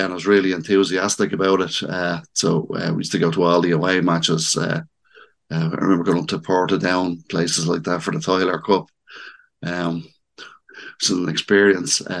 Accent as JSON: {"language": "English", "town": "Dublin", "region": "Leinster", "country": "Ireland", "tie": "born or raised there", "also_born_or_lived": "Birmingham, England", "said": "I was born in Birmingham, 1962. Uh, came back, came back to Dublin in 1967. My family, my dad's family, were from Ringsend."}